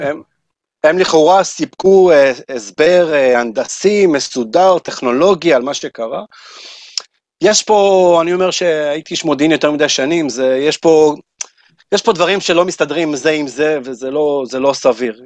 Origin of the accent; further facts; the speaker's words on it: Israel; כשאתה אומר שאתה מישראל